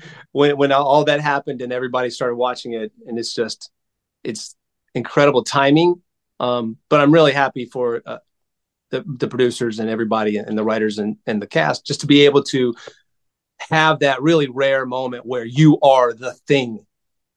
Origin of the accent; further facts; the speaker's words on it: South Georgia, United States; I grew up in South Georgia. In a really, really small town